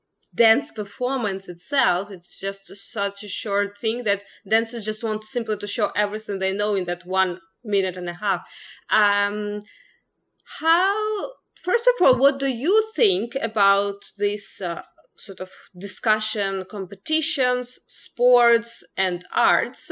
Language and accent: English; Ukraine; moved away; I'm originally from Ukraine, and I spent a lot of ballet dance years in Ukraine